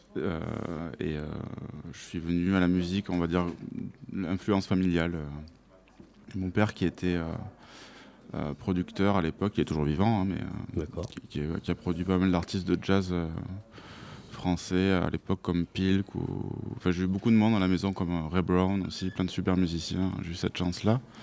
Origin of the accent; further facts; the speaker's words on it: Toulouse, Occitania, France; j'ai grandi à Toulouse, tout ça. Je suis vraiment plus toulousain, on va dire, du sud, du sud-ouest